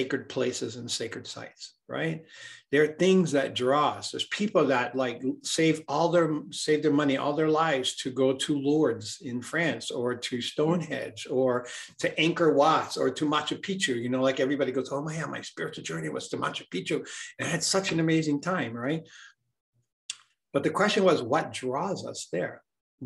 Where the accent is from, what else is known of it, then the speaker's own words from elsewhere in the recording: Hawaii, United States; I grew up in Hawaii